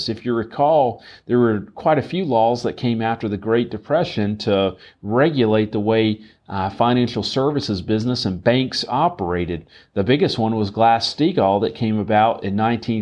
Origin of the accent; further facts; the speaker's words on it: right outside of Charlotte, North Carolina, United States; I grew up right outside of Charlotte